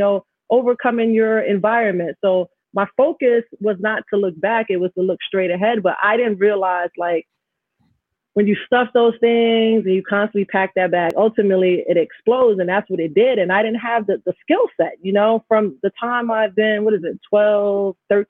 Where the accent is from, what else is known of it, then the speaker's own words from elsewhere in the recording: New York City, New York, United States; also born or lived in Jamaica, Queens; growing up in Astoria, having my parents separate. So here I am living in a middle class area in Queens, Jamaica, Queens